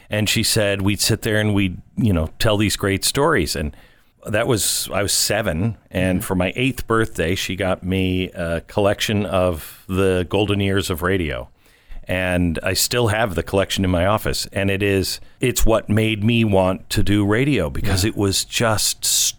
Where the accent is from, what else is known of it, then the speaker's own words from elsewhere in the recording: Mount Vernon, Washington, United States; also born or lived in Everett; Mount Vernon, Washington, my home.